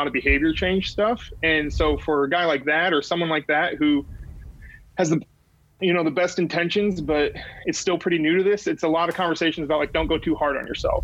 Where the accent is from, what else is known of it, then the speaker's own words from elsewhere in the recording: Midwest, United States; I grew up in the Midwest.